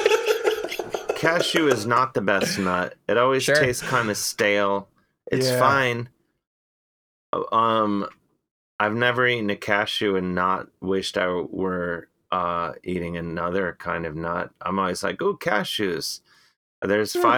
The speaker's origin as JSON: {"language": "English", "region": "Midwest", "country": "United States", "said": "I'm from the Midwest"}